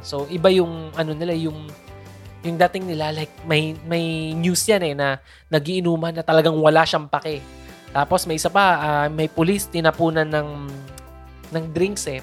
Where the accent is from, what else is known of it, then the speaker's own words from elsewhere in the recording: Philippines; bilang Filipino